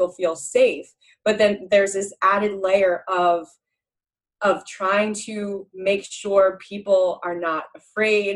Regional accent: New Jersey, United States; moved away as an adult; also born or lived in New England; growing up in New Jersey, which is really diverse

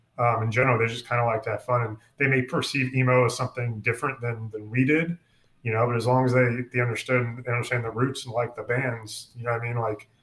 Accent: New York, United States; also born or lived in Pennsylvania; now in Texas, United States; originally from New York, and we're moving from New York to Texas. In between, I lived in Pennsylvania for about a year.

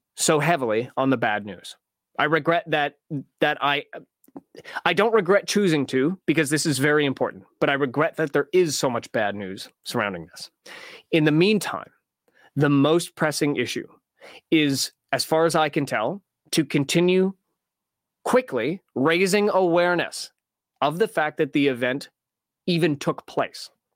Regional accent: Canada; in Canada, in Canadian schools, we don't learn, uh, American geography.

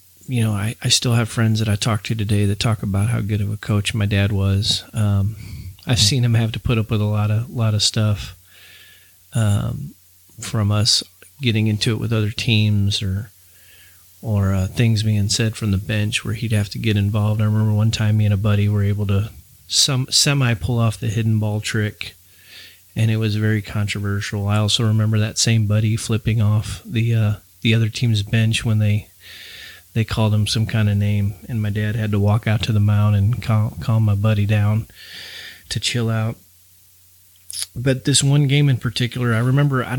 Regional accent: St. Louis, Missouri, United States; growing up in St. Louis, Missouri, we grew up on 11016 Baywood Terrace in St. Louis County.

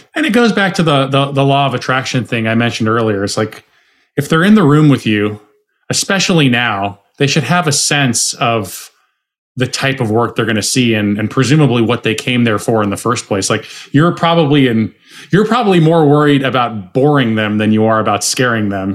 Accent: Arizona, United States; I'm from Arizona. I was supposed to take over my dad's bar

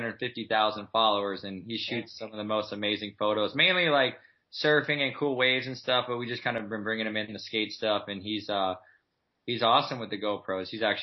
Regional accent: Midwest, United States; I mean, I grew up in the Midwest where basically it's snowing half the year. Really, really cold.

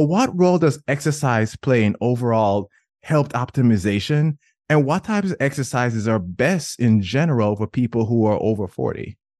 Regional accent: Jamaica; I'm Jamaican

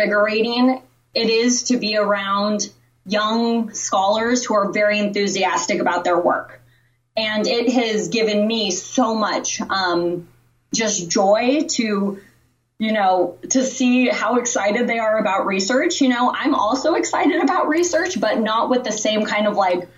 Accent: Los Angeles, California, United States; moved away as an adult; now in Houston, United States; I'm born and raised in Los Angeles and, you know, now currently living in Houston, Texas

